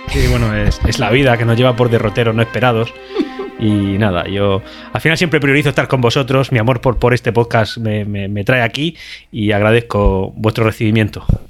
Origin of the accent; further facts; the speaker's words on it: Region of Murcia, Spain; accent: Murcian; also born or lived in Valencia; en Murcia hablamos bien, tenemos un acento marcado